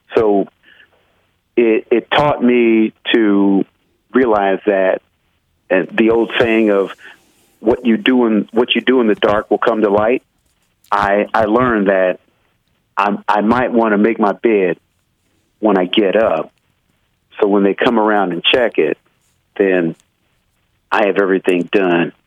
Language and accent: English; Midwest, United States; I'm from the Midwest